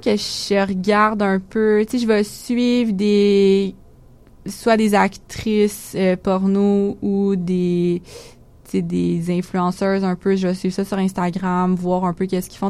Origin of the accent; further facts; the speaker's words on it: Quebec, Canada; ici en tant que québécois